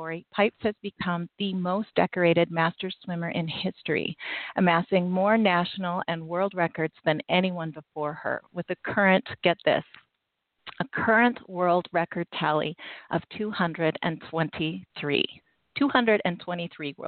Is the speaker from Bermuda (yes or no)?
no; Canada; I'm Canadian